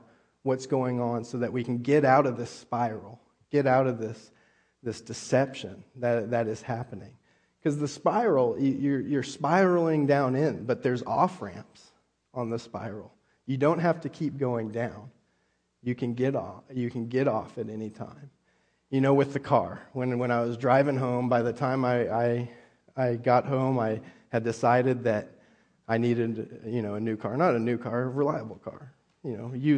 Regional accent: California, United States; moved away; also born or lived in Texas / Oklahoma; I grew up in California

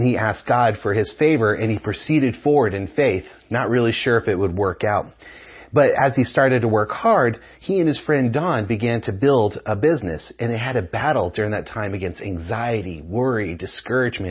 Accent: United States; also born or lived in New Mexico / Texas; I grew up in New Mexico and West Texas

